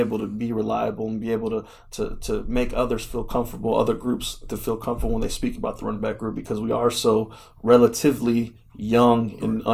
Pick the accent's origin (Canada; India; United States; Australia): United States; Chicago, Illinois; now in Oklahoma City, United States; I'm from Chicago